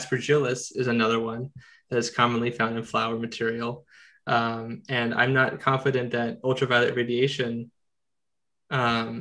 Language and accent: English; United States; as an American